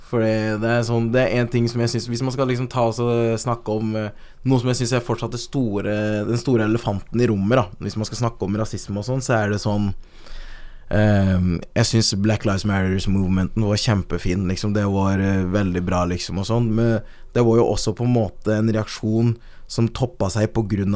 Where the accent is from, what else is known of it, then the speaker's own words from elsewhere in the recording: Øyer, Innlandet, Norway; also born or lived in Kenya; Jeg kommer fra Øyer